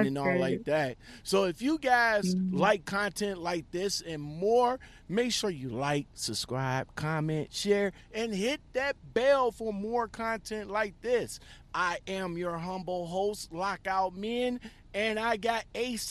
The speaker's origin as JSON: {"language": "English", "town": "Toledo", "region": "Ohio", "country": "United States", "tie": "born or raised there", "said": "you up in Ohio? Okay. You up in my hometown"}